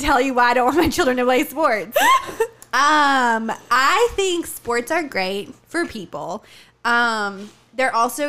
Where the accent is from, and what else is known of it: Tennessee, United States; born or raised there; moved away